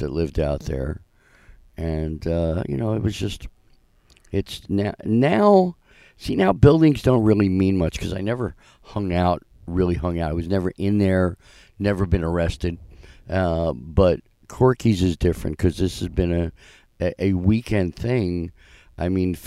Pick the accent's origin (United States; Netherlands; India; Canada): United States; Philadelphia, Pennsylvania; moved away; I grew up in Philadelphia